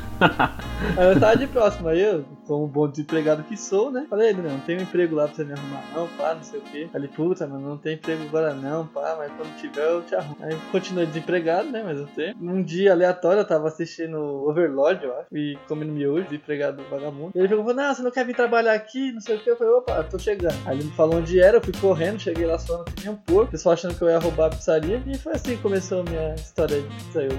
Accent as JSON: {"language": "Portuguese", "country": "Brazil", "said": "nunca saí do Brasil"}